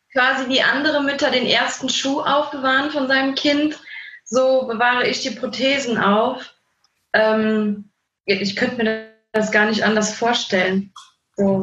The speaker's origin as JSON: {"language": "German", "town": "Andernach", "region": "Rhineland-Palatinate", "country": "Germany", "said": "Wir kommen ähm, aus Andernach"}